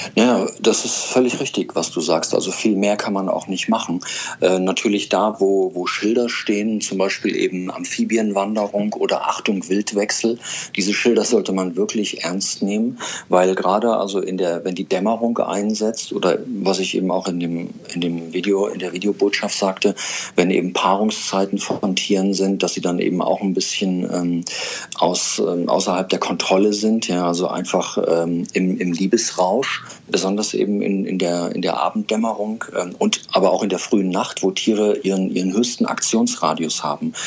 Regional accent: Germany; bei uns in Deutschland

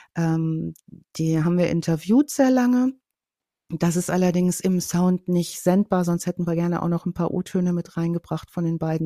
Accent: North Rhine-Westphalia, Germany; Ich komme ja aus Ostwestfalen, vom Plattenland

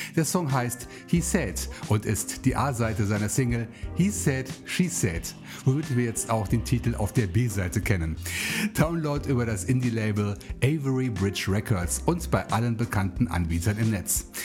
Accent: southern Voreifel, North Rhine-Westphalia, Germany; now in Bonn, Germany; Es geht zurück zu meinen Wurzeln in die südliche Voreifel in mein Heimatdorf

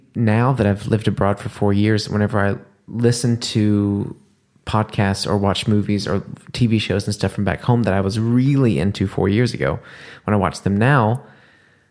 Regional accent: the South, United States; moved away as an adult; also born or lived in New Orleans; now in Germany; Growing up in the States, especially in the South

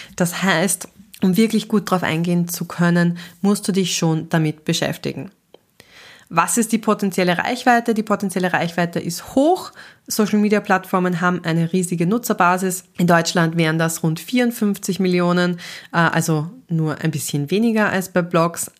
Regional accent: Austria; ich selber bin Österreicherin

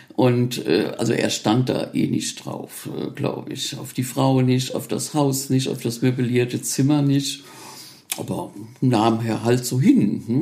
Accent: Reichenstein, Rhineland-Palatinate, Germany; mein Heimatdorf. Also es war schon liegt schon sehr verschlafen, dieses Reichenstein.

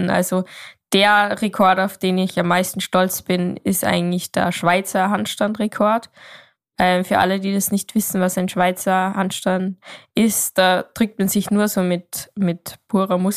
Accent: Salzburg, Austria; Ich komme aus Österreich, mhm.

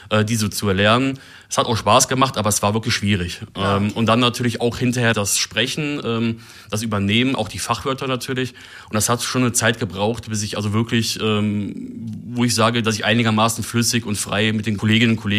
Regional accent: Germany; auch wenn natürlich über die niederländische Sprache immer mal als Deutscher so ein bisschen gefrotzelt wird

